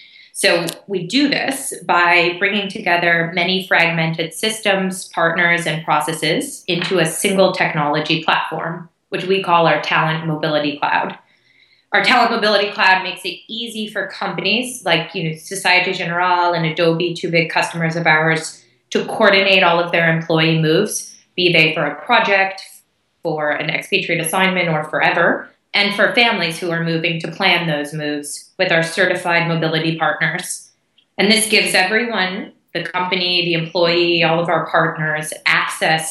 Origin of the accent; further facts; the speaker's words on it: United States; moved away as an adult; also born or lived in Hong Kong / Singapore / India / United Kingdom; I grew up in the U.S., which you can probably hear from my accent